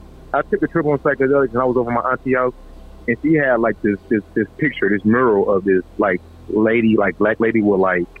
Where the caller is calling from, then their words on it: Singapore; I'm calling from Singapore.